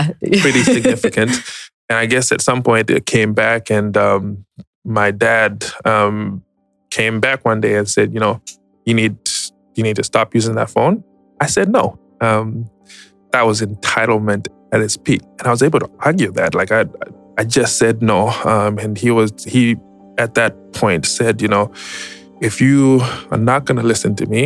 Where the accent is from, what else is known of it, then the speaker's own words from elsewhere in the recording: Zimbabwe; moved away as an adult; now in Atlanta, United States; But I was born and raised in Zimbabwe, migrated to the U.S. in 2010.